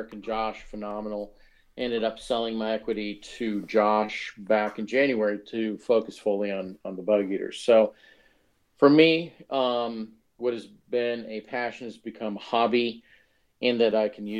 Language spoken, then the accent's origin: English; Omaha, Nebraska, United States; moved away as an adult; also born or lived in Lincoln, Nebraska; now in Texas, United States; I grew up in Omaha, Nebraska